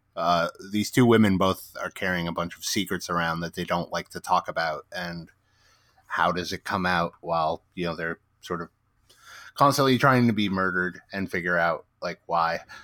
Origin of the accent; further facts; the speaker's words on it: Midwest, United States; now in West Coast, United States; I grew up in the Midwest, so like um, I live on the West Coast now